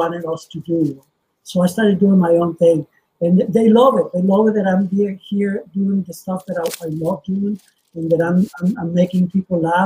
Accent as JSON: {"language": "English", "country": "Venezuela", "tie": "born or raised there", "moved": "yes", "said": "I'm originally from Venezuela. So growing up in South America"}